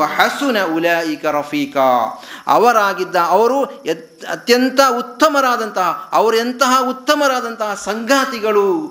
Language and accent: Kannada; Uchila, Karnataka, India; born or raised there; now in Saudi Arabia